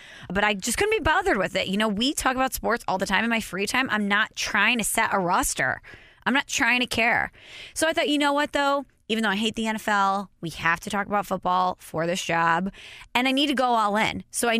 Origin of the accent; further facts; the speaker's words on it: Illinois, United States; also born or lived in St. Louis; I'm from Illinois, went to Illinois.